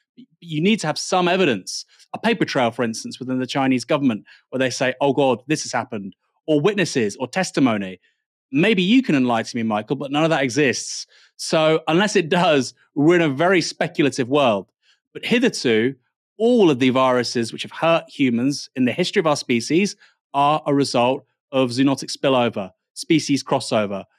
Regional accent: Bournemouth, South West England, United Kingdom; I was born in Bournemouth

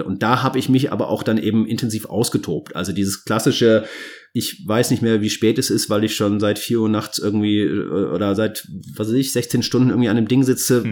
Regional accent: Cologne, North Rhine-Westphalia, Germany; als Kölner in Köln wohnt, in der Südstadt

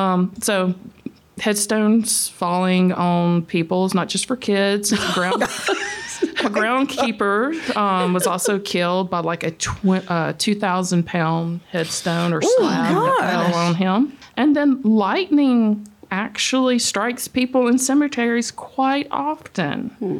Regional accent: Mississippi, United States; now in Alabama, United States; I'm not from here either. I'm from Mississippi.

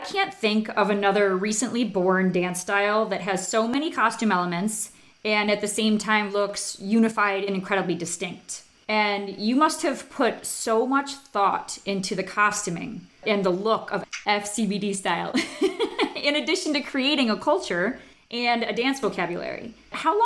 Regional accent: United States; culturally as an American

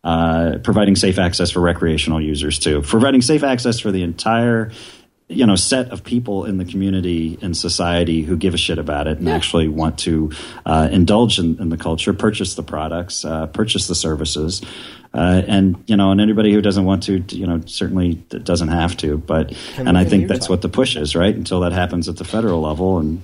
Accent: Midwest, United States; Because I'm from the Midwest, and that just house.

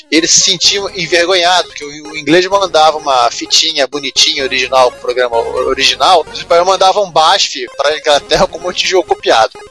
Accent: interior of Paraná, Brazil; moved away as an adult; also born or lived in Curitiba, Brazil; vim do interior do Paraná.

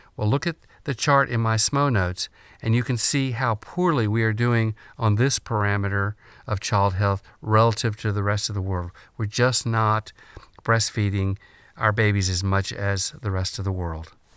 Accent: United States; being an American is a source of great pride

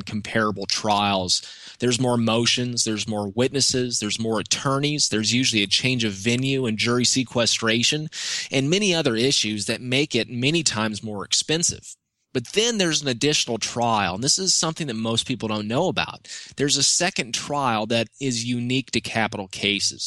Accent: Georgia, United States; my home state here in Georgia

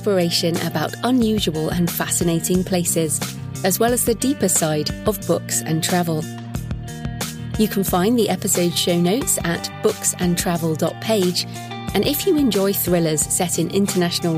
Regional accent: United Kingdom; I'm also British

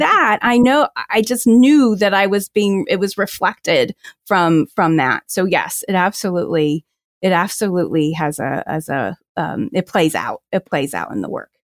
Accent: New Jersey, United States; now in Washington, D.C., United States; I grew up in New Jersey

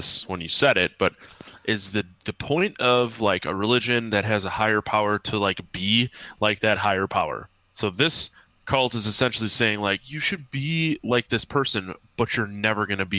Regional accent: Sheboygan, Wisconsin, United States; I grew up in Sheboygan

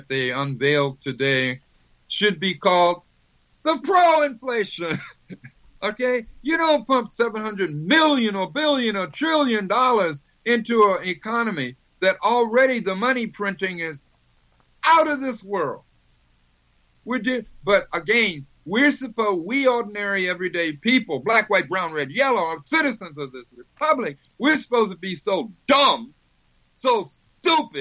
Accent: United States; I'm a Black American

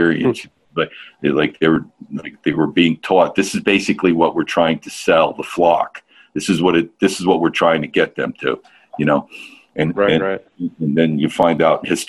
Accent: New Jersey, United States; I'm from North Jersey

